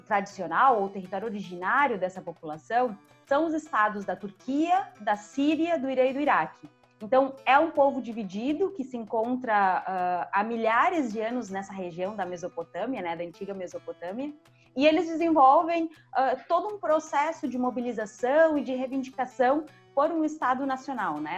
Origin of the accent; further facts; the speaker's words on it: Uruguay; now in Brazil; eu também sou uma pessoa migrante, né? Eu vim do Uruguai, estou no Brasil, uh, passei né, toda a minha alfabetização em um país que tem seus N problemas